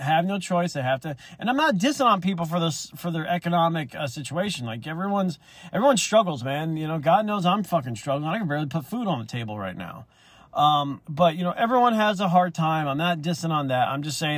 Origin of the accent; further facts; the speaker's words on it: Alabama, United States; I'm from the South. I'm from Alabama